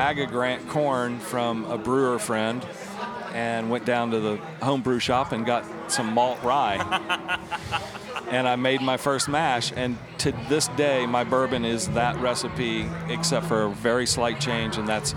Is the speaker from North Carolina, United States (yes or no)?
no; Alpharetta, Georgia, United States; moved away; also born or lived in New York; I was born and raised in Alpharetta, Georgia, Atlanta, Georgia, and spent my summers in California.